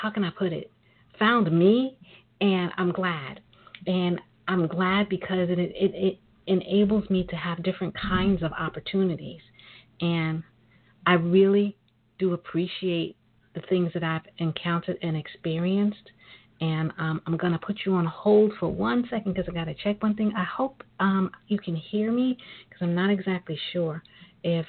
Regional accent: New York City, New York, United States; I am a native of New York. I'm a sister from Brooklyn.

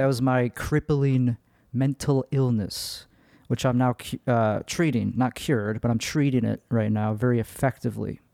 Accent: Chicago, Illinois, United States; accent: Midwest; now in Austin, United States; I am from Chicago

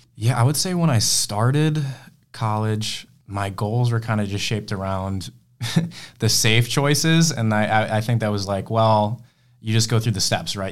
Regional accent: Rochester, New York, United States; I'm from Rochester originally

